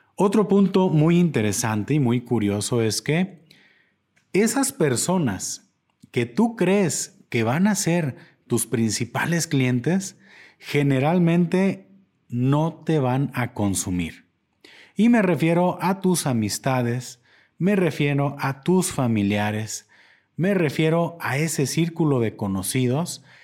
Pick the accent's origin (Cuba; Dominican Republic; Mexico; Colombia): Mexico; como mexicanos